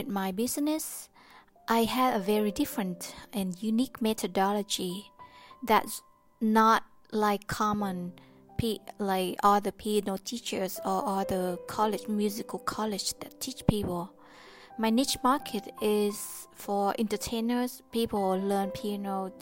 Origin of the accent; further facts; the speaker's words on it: Vietnam; I was born in Vietnam, and I don't have the freedom of speech since I was young